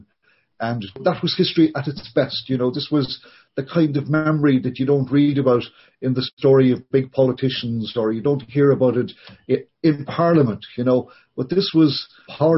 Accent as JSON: {"language": "English", "country": "Ireland", "moved": "yes", "lives_now": "Canada", "said": "as Irish people, and I say this, you know, knowing that I'm as guilty as any other Irish immigrant living in North America"}